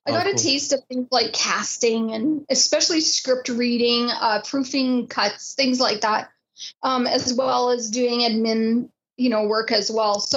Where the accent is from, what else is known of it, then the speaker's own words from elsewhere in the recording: Haliburton, Ontario, Canada; when I was a kid, I grew up in Halliburton, Ontario